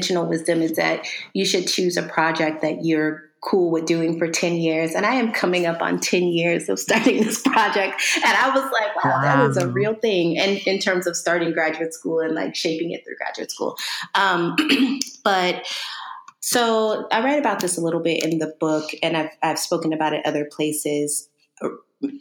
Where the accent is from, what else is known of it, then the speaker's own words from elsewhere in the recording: East Texas, United States; moved away as an adult; also born or lived in Maryland; I'm originally from Texas, small town East Texas